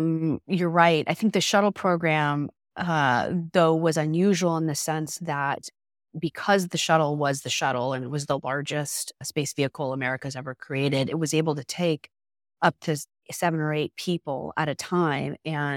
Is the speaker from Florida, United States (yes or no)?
yes; Florida, United States; I grew up in South Florida and not that far from the Cape.